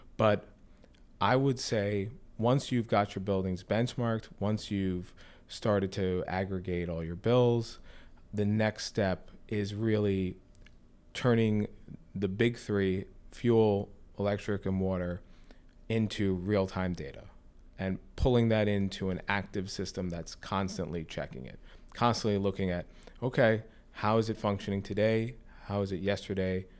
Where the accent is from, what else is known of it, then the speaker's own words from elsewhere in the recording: Sea Cliff, New York, United States; also born or lived in Oyster Bay; I'm from Sea Cliff, you know, in Long Island. I'm from Oyster Bay, that kind of area.